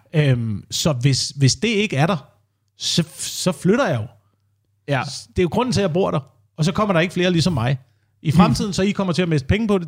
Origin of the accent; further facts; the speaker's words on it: Slagelse, Zealand, Denmark; Altså, jeg kommer fra Slagelse også, eller uden for Slagelse, hvor man øh, bor på landet